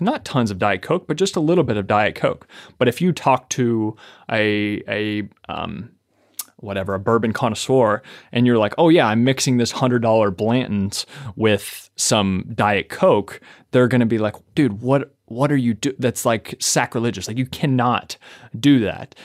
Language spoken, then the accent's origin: English; Kentucky, United States; I'm from Kentucky